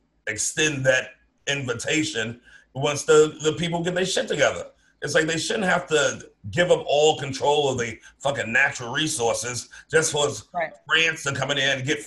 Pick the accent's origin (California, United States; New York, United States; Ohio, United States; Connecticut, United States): New York, United States; New York City; I grew up in New York. Grew up in Brooklyn.